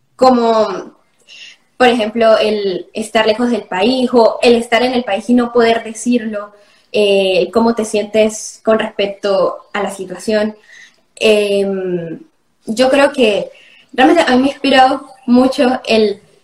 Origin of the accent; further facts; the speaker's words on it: Andean Venezuela, Táchira, Venezuela; ¿sabes cómo somos los gochos?